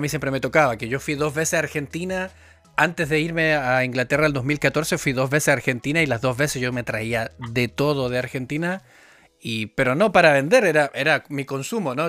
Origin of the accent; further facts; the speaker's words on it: Antofagasta, Chile; moved away as an adult; also born or lived in London; En Antofagasta, que es de donde vengo yo